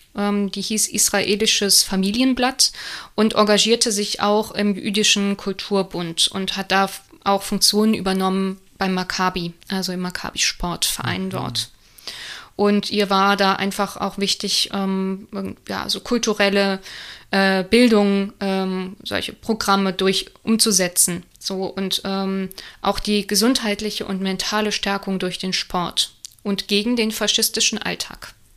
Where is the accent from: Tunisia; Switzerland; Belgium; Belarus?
Belgium; moved away; also born or lived in Offenbach; So, ich darf das sagen als Belgierin